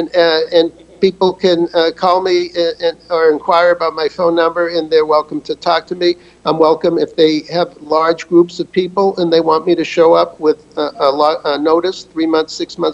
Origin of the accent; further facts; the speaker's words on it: United States; I'm an American